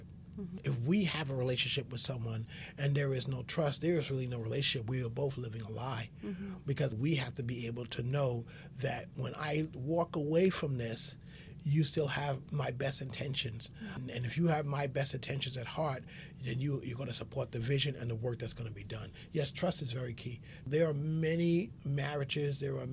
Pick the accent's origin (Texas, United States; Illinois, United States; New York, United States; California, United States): New York, United States; New York City; being raised as an African-American male in the South Bronx